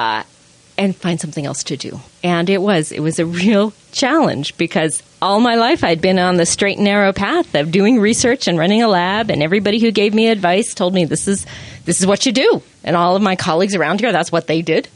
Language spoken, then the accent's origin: English; Long Island, New York, United States; now in Utah, United States; I grew up in New York, on Long Island